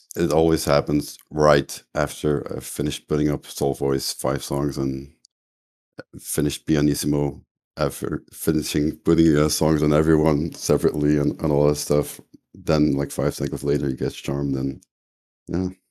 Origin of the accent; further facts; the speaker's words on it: Limburg, Flanders, Belgium; from Flanders, the the Limburg province, so the Dutch speaking part.